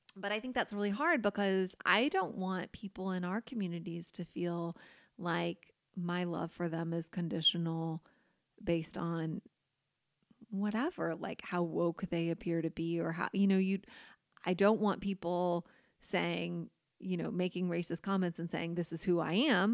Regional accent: United States; us as American, white Americans

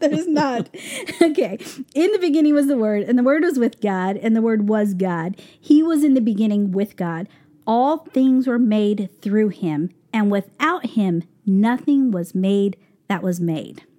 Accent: Albuquerque, New Mexico, United States; now in New York, United States; we're from Albuquerque, New Mexico

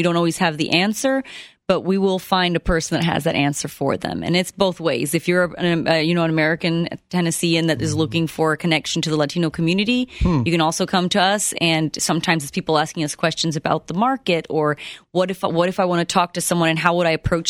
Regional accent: Honduras; also born or lived in Ohio, United States; now in United States; I'm not. I'm originally from Honduras. Mm-hmm. I was born and raised there.

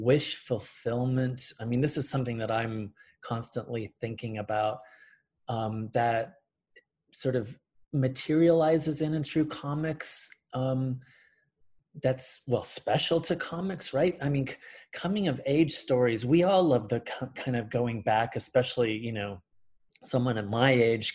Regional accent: Central Valley, California, United States; also born or lived in Mexico; when we moved from Mexico, I was about 5 years old, and the corner store where we lived in the Central Valley, North Central Valley in California

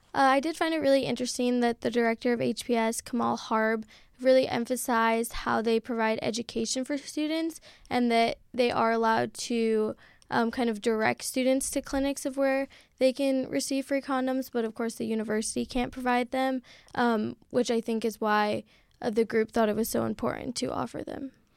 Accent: Seattle, Washington, United States; moved away as an adult; now in San Francisco, United States; I'm from Seattle, Washington

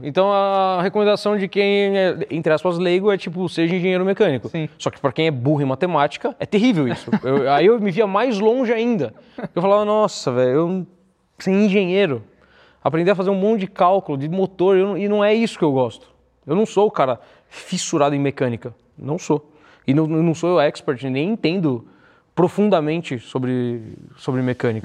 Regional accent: São Paulo, Brazil; a minha família família de classe média baixa da Zona Leste, então nasci no Tatuapé

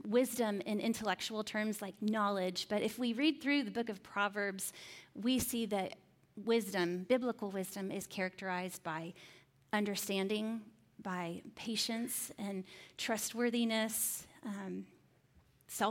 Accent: Indiana, United States; I was living in Indiana at the time. I grew up in Indiana

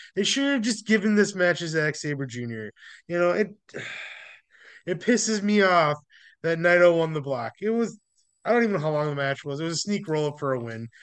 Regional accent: United States; we're also from America and, like, we're white

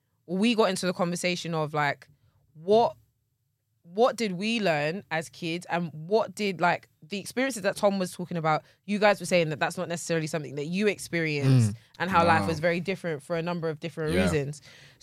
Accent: London, United Kingdom; I grew up, I was born and raised inside of London.

